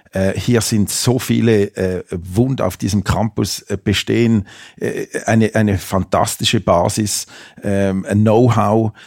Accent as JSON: {"language": "German", "country": "Switzerland", "also_born_or_lived": "Amsterdam", "moved": "as an adult", "lives_now": "Metzingen, Germany", "said": "ich bin ja aus der Schweiz"}